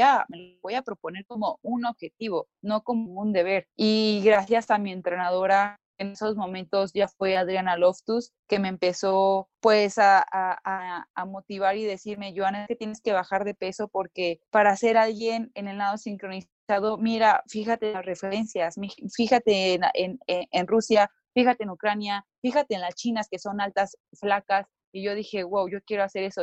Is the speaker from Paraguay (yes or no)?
no; Mexico; aquí como mexicanos